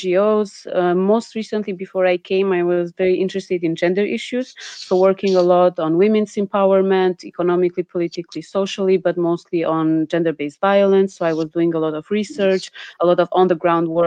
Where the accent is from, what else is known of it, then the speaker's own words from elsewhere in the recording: Albania; I'm from Albania and calling from Tirana, Albania.